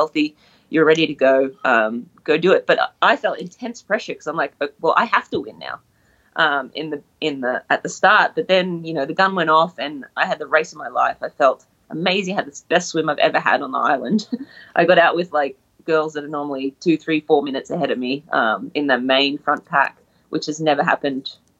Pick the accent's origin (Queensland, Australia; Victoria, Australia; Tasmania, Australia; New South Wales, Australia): Queensland, Australia; Brisbane; I'm Australian from Brisbane